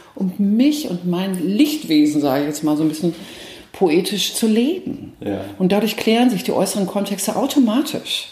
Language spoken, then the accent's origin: German; Nuremberg, Bavaria, Germany; moved away as an adult; now in Bielefeld, Germany; Ich komme ursprünglich komme ich aus dem, aus dem Frankenland. Also ich könnte jetzt sozusagen äh, an der Christkindlwahl könnte ich jetzt teilnehmen. Es dürfen nämlich nur gebürtige Nürnbergerinnen